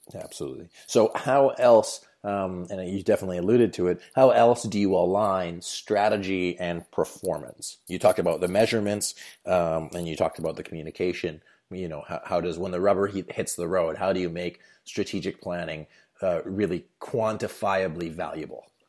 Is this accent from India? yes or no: no; Canada; my home country of Canada